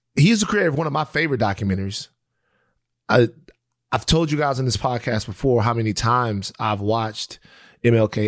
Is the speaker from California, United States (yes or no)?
no; Baton Rouge, Louisiana, United States; Bill Russell is from my same home state. I'm from Baton Rouge, Louisiana